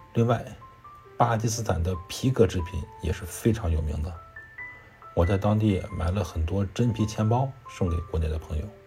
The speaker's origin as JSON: {"language": "Chinese", "region": "Heilongjiang", "country": "China", "tie": "born or raised there", "moved": "yes", "said": "我老家是黑龙江的"}